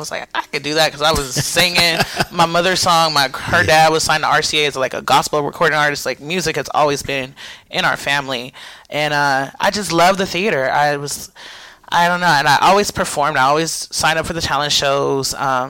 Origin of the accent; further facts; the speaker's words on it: San Diego, California, United States; So I am originally from San Diego.